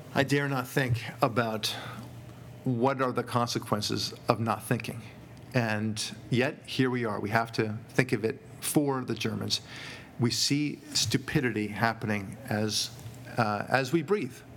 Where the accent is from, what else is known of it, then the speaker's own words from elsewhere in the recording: United States; as an American